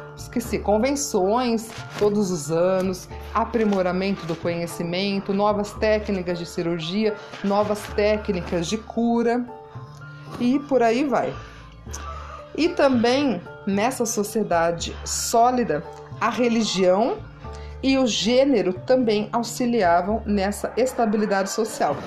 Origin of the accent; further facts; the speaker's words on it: Brazil; como nós, brasileiros